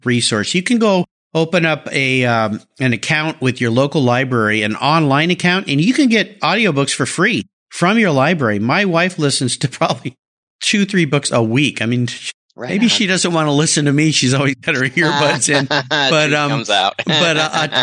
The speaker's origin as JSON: {"language": "English", "town": "San Diego", "region": "California", "country": "United States", "tie": "born or raised there", "said": "when I was a kid growing up in San Diego"}